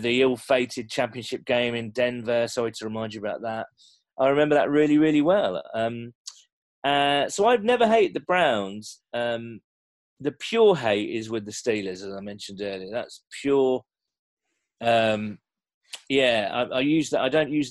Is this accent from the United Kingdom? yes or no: yes; England, United Kingdom; I'm English